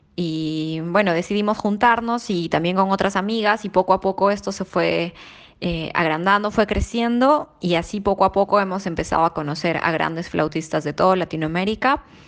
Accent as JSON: {"language": "Spanish", "country": "Peru", "said": "soy peruana"}